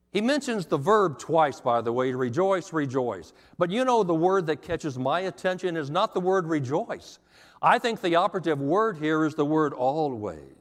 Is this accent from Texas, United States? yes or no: yes; Texas, United States; also born or lived in Montgomery, Alabama; now in Tennessee, United States; I came from Texas, and it did take me a while. I, I moved to Alabama for five years in Montgomery